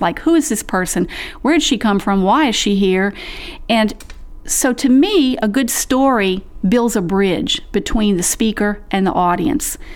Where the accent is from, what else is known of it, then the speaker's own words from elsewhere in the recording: the South, United States; I was born and raised in the South, and I come from a long line of Southern family storytellers